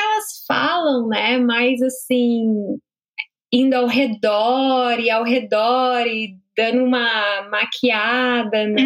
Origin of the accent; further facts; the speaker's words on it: São Paulo, Brazil; moved away as an adult; also born or lived in Rondônia; now in Dublin, Ireland; eu nasci em Rondônia, porque minha mãe estava grávida de mim e meu pai estava lá também, então não dava para ela viajar. E aí eu nasci, acabei, acabei nascendo lá, e aí depois eu mudei para São Paulo, né? Mas é, e aí eu morei em São Paulo a minha vida toda